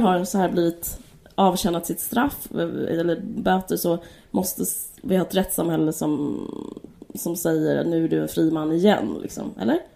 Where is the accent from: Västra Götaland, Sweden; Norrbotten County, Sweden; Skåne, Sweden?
Skåne, Sweden; Simrishamn; jag bodde utanför Simrishamn